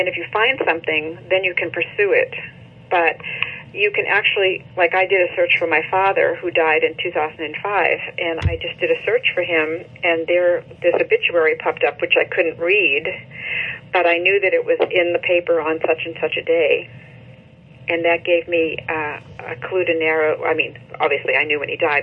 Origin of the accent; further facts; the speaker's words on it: Massachusetts, United States; moved away as an adult; I lived my whole life in Massachusetts until I got married